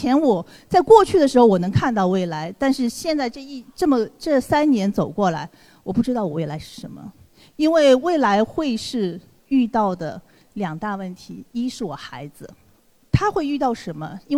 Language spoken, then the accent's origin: Chinese; China; 美我们中国人毕竟在美国属于一个少数主义